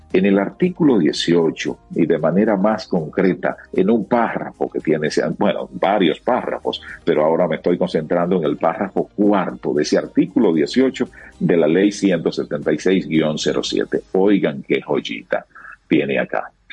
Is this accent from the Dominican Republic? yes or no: yes; Dominican Republic